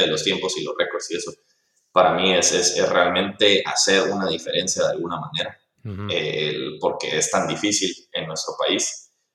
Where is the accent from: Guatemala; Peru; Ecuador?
Guatemala; nosotros como guatemaltecos